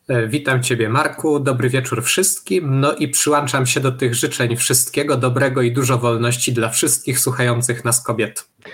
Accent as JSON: {"language": "Polish", "town": "Tarnów", "region": "Lesser Poland", "country": "Poland", "said": "ja jestem z Tarnowa"}